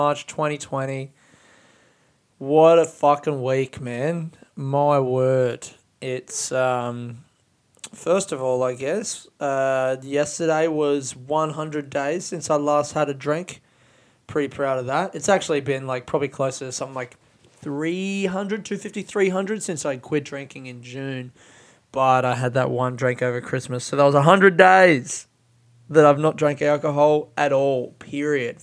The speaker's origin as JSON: {"language": "English", "country": "Australia", "tie": "born or raised there", "said": "our childhood growing up in Australia"}